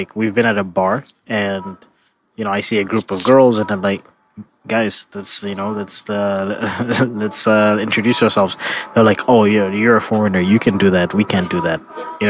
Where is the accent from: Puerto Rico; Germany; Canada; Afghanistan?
Canada; moved away as an adult; now in China; if I say Canada